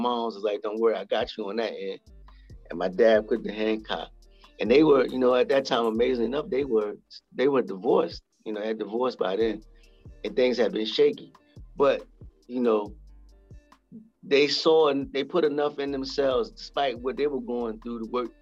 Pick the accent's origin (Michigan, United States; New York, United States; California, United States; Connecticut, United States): New York, United States; moved away; also born or lived in South Carolina / Greenwich Village, New York; I was born and raised in New York in the Bronx, grew up part of my life in Greenwich Village, even though I was born in the Bronx